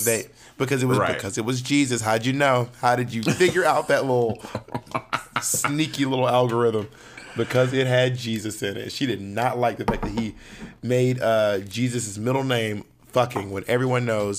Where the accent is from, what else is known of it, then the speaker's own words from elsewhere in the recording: Columbus, Georgia, United States; born there; also born or lived in Phenix City, Alabama / Corinth, Mississippi / LaGrange, Georgia / Atlanta, Georgia; I was born in Columbus, Georgia. I lived there until third grade, and then I moved to Phenix City, Alabama, and then I moved to Corinth, Mississippi, back to Phoenix City. Then I moved to LaGrange. Then I moved to Atlanta